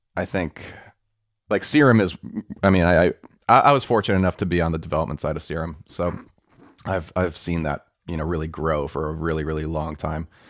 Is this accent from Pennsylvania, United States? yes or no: no; New York, United States; I grew up in New York